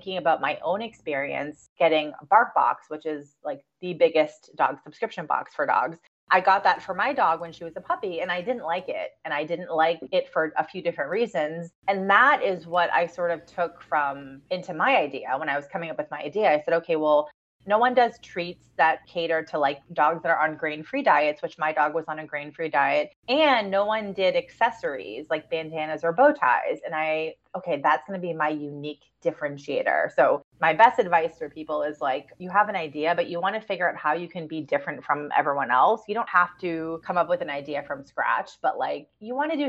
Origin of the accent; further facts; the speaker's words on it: Boston, Massachusetts, United States; I'm from Boston